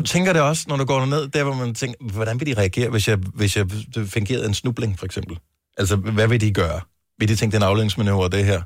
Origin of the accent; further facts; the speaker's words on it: Funen, Southern Denmark, Denmark; Vi er Fynbo